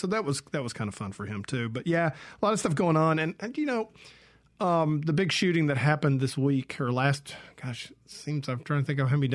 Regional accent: Georgia, United States; I grew up in Georgia, for instance, in a completely different music scene over there

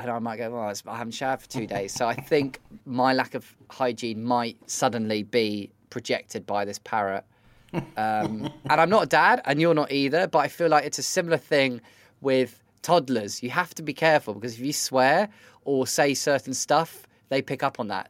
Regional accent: United Kingdom; am as British and as awkward as ever

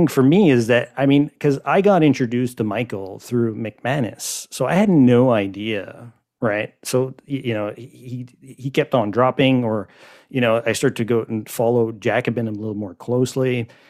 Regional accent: Montreal, Quebec, Canada; for me anyways, I guess, from being from Montreal and Quebec and being a Canadian, kind of following all of this online

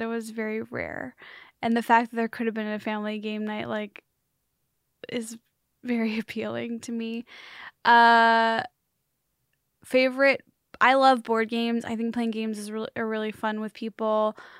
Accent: Chicagoland, Illinois, United States; born or raised there; moved away

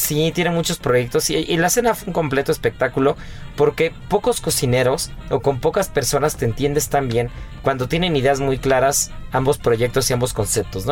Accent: Mexico; nosotros como mexicanos

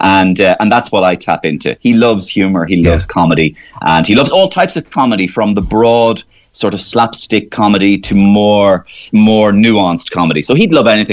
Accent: Waterford, Munster, Ireland; moved away; also born or lived in Cork; I'm from Waterford

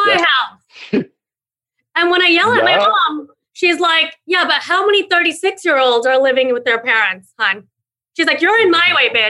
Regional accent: India; moved away; also born or lived in New York; because I was born in India.

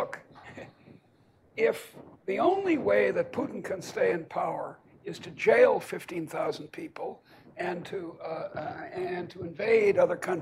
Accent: Boston, Massachusetts, United States; moved away; also born or lived in Iowa; I come from Boston, and we have our own little ideology.

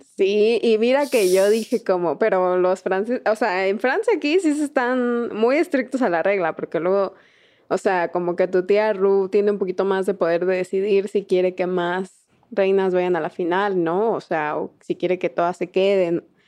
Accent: Mexico; somos mexicanas y lo hemos visto toda nuestra vida

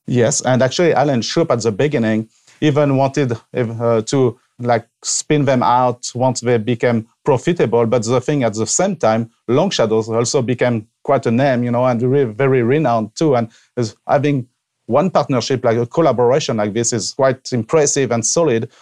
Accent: Avignon, Provence-Alpes-Côte d'Azur, France; moved away as an adult; now in Washington State, United States; I was born and raised in France, obviously, and so in the south of France, in, uh, Provence, Avignon

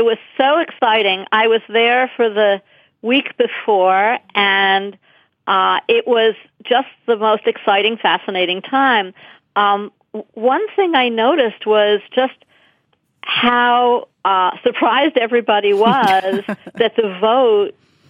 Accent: United States; as an American

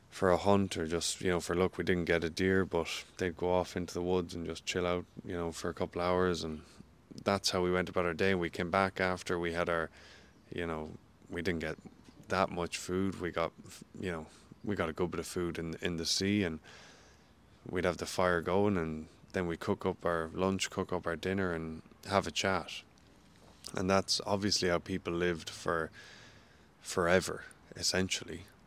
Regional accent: Ireland; moved away as an adult; also born or lived in St. Louis, United States; now in New Zealand; growing up in Ireland

